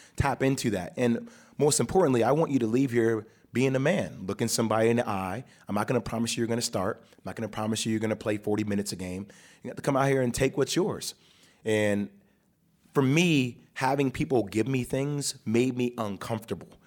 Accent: New Jersey, United States; I was born and raised in Jersey

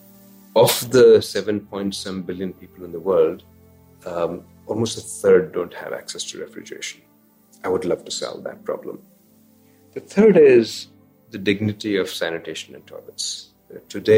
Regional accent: India; moved away; Growing up in India

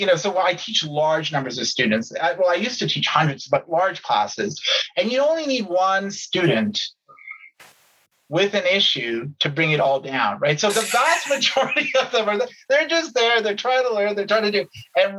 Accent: Canada; as a Canadian

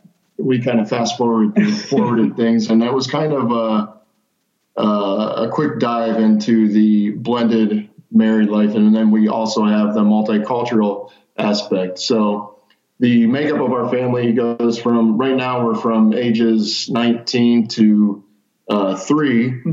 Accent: Ohio, United States; I'm from Ohio.

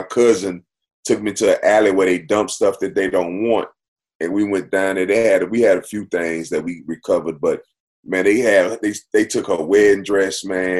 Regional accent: Missouri, United States; now in Los Angeles, United States; Oh, man, it was crazy, man, because we came from Missouri, man.

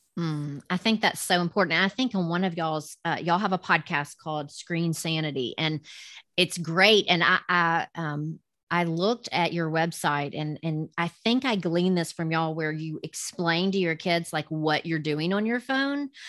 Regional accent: the South, United States; accent: southern; with my southern accent

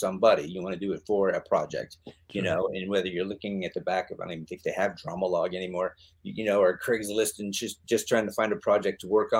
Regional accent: the Northwest, Oregon, United States; moved away as an adult; I grew up in the Northwest on a farm.

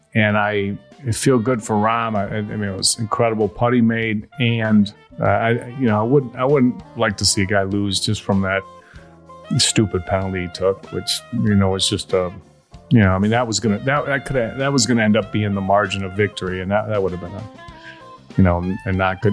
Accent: Chicago, Illinois, United States; moved away; I grew up in Chicago area

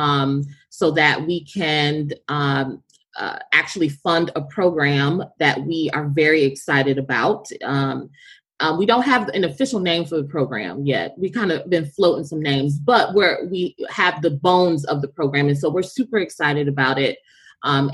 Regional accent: the South, United States; I'm from the South

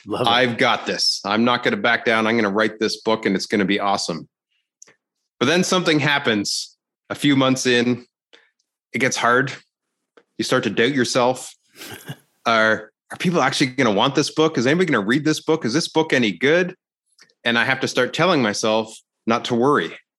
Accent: Canada; I'm Canadian, eh?

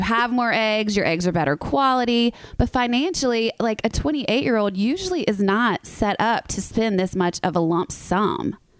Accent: the South, United States; I'm from the South

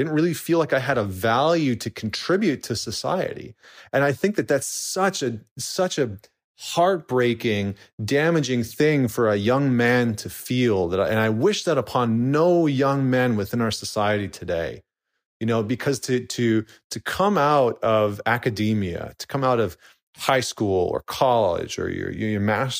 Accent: Alberta, Canada; I remember distinctly being a 17-year-old kid growing up in Northern Alberta.

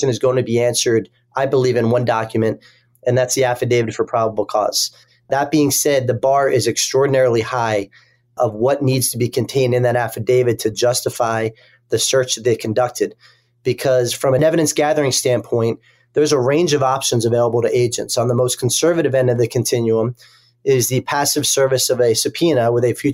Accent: Philadelphia, Pennsylvania, United States; moved away; my hometown of Philadelphia in the Eastern District of Pennsylvania

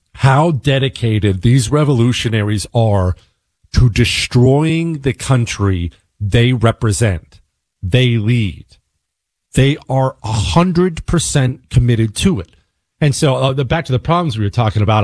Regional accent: United States; as an American

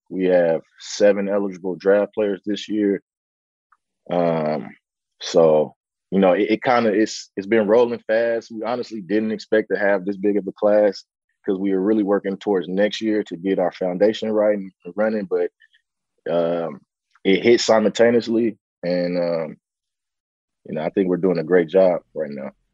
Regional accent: San Francisco, California, United States; I was, you know, born, raised in Bayview Hunters Point, you know, in the heart of, you know, the Bayview district in San Francisco

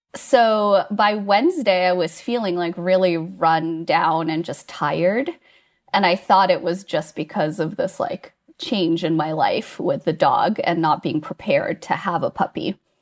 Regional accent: United States; moved away as an adult; now in Gothenburg, Sweden; I am American, not Swedish

